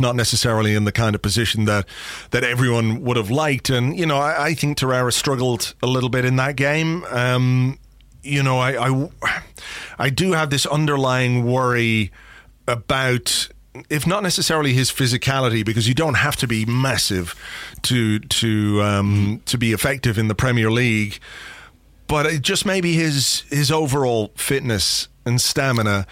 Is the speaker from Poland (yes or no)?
no; Ireland; I'm an Irishman